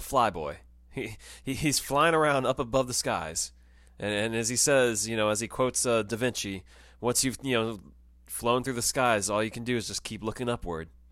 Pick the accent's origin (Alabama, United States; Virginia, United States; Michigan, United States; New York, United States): New York, United States; New York City; as a New Yorker